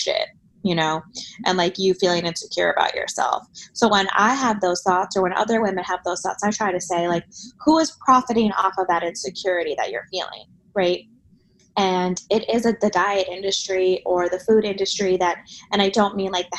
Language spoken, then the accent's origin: English; Miami, Florida, United States; I grew up in Miami